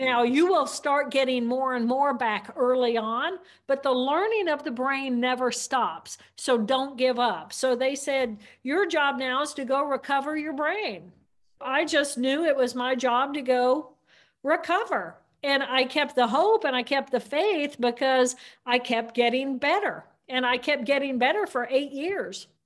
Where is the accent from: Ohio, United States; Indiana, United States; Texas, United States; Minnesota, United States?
Indiana, United States; I grew up in Indiana, which is a great place to grow up